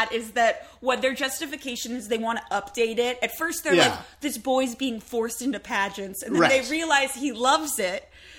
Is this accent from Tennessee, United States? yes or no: no; Massachusetts, United States; moved away; also born or lived in Southern California; I grew up in Massachusetts. It was not a pageanty place. And when I moved to Southern California